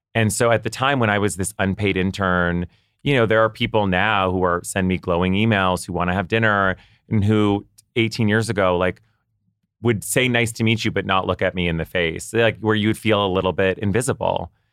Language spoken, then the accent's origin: English; Ottawa, Ontario, Canada; moved away; I grew up in Ottawa, Canada